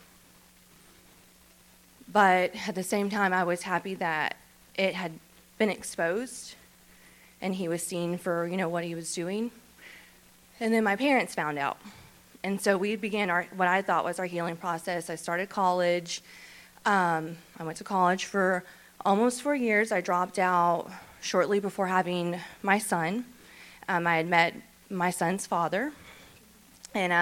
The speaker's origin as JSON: {"language": "English", "town": "Shreveport", "region": "Louisiana", "country": "United States", "tie": "born or raised there", "said": "I'm from Shreveport. So I grew up in Shreveport, raised in Shreveport"}